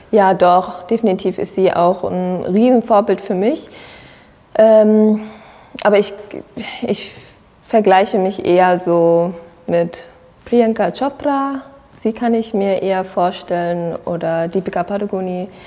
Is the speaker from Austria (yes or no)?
no; Sri Lanka; ich bin eine Tamilin. Ja, also ich habe eine sehr, sehr starke Verbindung äh, zu meinen äh, zu meiner Heimatland kann ich jetzt so mal sagen.